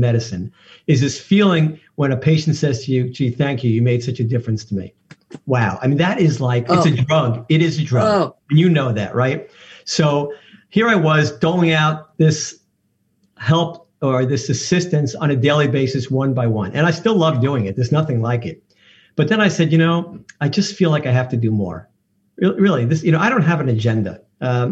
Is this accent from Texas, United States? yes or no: no; New York, United States; I'm from New York